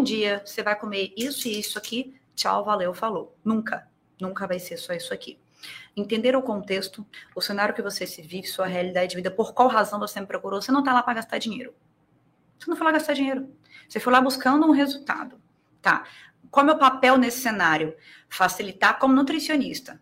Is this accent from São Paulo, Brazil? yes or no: no; Itaí, interior of Bahia, Brazil; now in Espírito Santo, Brazil; moro no Espírito Santo, mas como eu frisei aqui, eu sou baiana, do interior da Bahia, eu sou itaiense